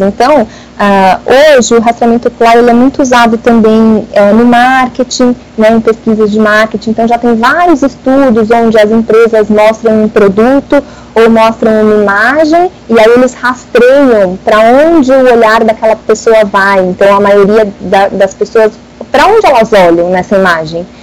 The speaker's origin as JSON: {"language": "Portuguese", "region": "São Paulo", "country": "Brazil", "said": "sou aqui de São Paulo, né, da capital"}